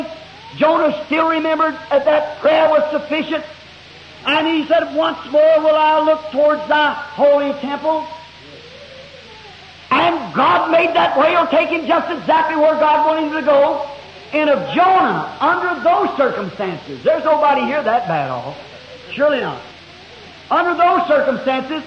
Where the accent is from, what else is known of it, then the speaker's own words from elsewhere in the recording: the South, Southern United States, United States; I'm a Southerner